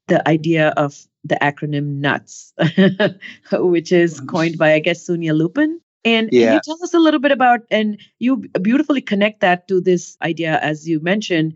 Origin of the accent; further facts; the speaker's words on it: India; moved away as an adult; now in United States; growing up in India